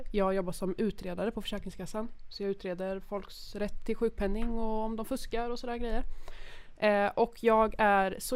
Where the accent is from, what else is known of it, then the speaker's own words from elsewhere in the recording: Vimmerby, Kalmar County, Sweden; also born or lived in Växjö; now in Stockholm, Sweden; jag kommer från Vimmerby, men jag bodde